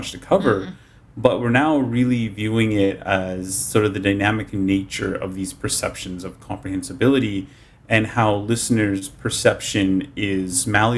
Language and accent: English; Canada; first language English; also born or lived in Japan; I'm from Canada, so I've studied French.